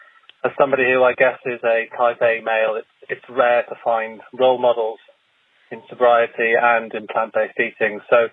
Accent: London, United Kingdom

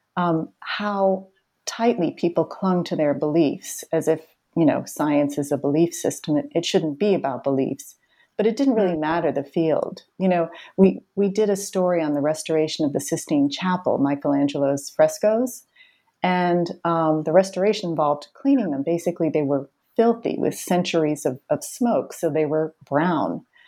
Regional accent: Boston, Massachusetts, United States; I grew up in the Boston area where I still live

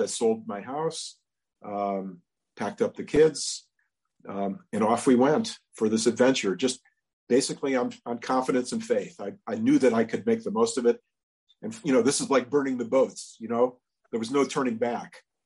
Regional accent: Cleveland, Ohio, United States; where I was growing up in Cleveland

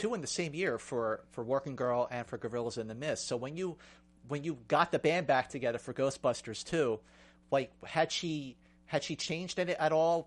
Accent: Philadelphia, Pennsylvania, United States; I grew up in Philadelphia

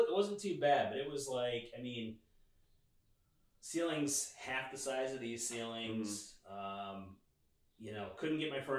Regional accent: Binghamton, New York, United States; moved away as an adult; also born or lived in Boston area, Massachusetts; now in West Caldwell, United States; I'm originally from upstate New York, so like farm town style.

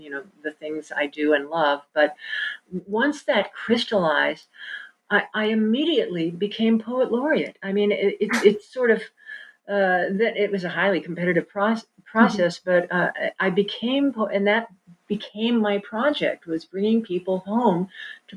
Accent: Kansas City, United States; moved away; also born or lived in New York; I did not grow up on the farm. I grew up in Kansas City

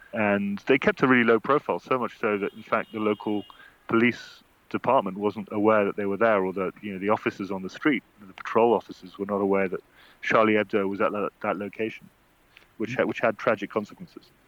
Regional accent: United Kingdom; as a Brit.

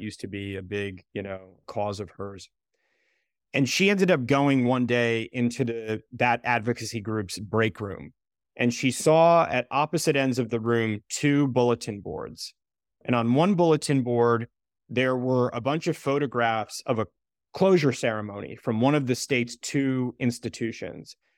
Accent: Southbury, Connecticut, United States; my hometown in Connecticut, we had a huge facility for people with developmental disabilities

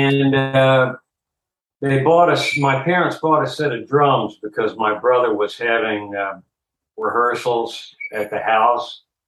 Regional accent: Greenville, South Carolina, United States; moved away as an adult; I was born in Greenville, South Carolina.

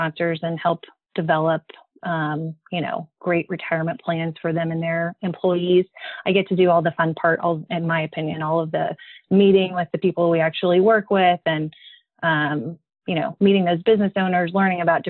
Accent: Midland, Texas, United States; moved away as an adult; also born or lived in Fort Worth, Texas; now in San Antonio, United States; I'm from Midland, Texas, but we now live in San Antonio

